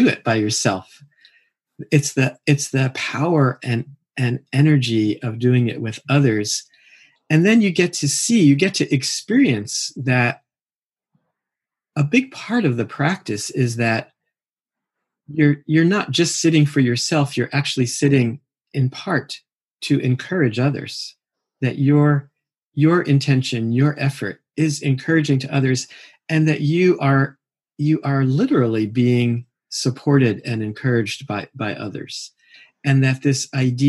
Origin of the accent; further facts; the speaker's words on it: Mill Valley, California, United States; I sit with a group here in my hometown in Mill Valley